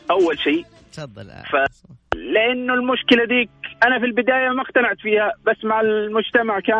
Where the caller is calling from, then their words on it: Al-Kharj, Riyadh Province, Saudi Arabia; من محافظة الخرج